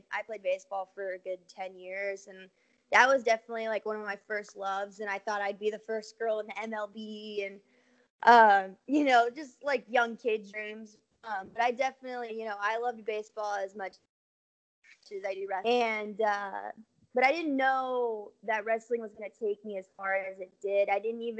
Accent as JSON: {"language": "English", "region": "California", "country": "United States", "tie": "born or raised there", "said": "growing up in California, there's a lot of water polo teams out there"}